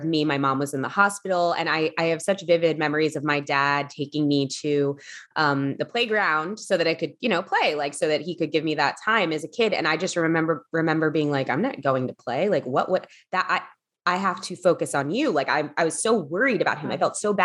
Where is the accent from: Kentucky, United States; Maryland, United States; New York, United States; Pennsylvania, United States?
Pennsylvania, United States; Philadelphia; moved away as an adult; also born or lived in Los Angeles; I grew up in Philadelphia